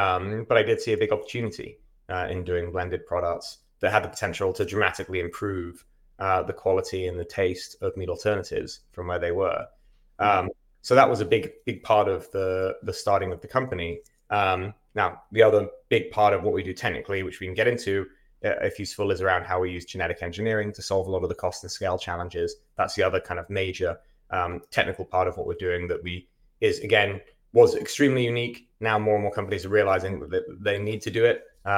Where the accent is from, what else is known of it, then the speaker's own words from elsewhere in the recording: England, United Kingdom; moved away as an adult; now in United States; I am English. Started my first company in the UK.